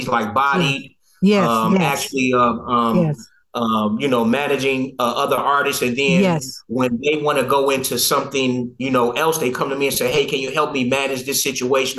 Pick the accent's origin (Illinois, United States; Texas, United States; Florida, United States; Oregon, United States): Illinois, United States; Chicago; moved away; also born or lived in Detroit, Michigan; I'm from Chicago, Illinois, born and bred, but we moved to Detroit in 85